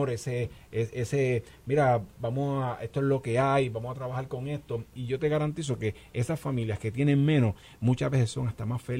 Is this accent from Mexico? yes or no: no; Puerto Rico